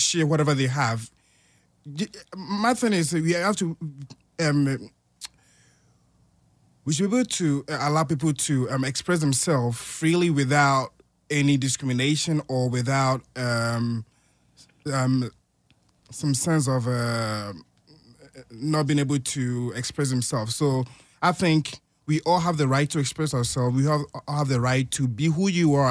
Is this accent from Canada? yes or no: no; Ghana; moved away; I'm from Ghana.